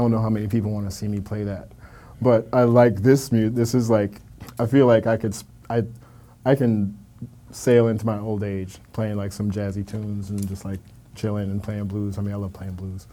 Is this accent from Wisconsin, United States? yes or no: yes; Milwaukee, Wisconsin, United States; moved away as an adult; now in New York, United States; born and raised in Milwaukee, Wisconsin